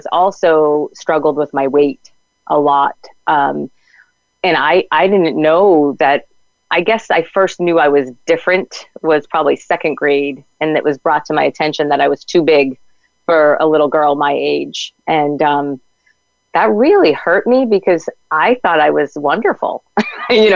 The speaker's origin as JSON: {"language": "English", "region": "New England", "country": "United States", "said": "we're from New England"}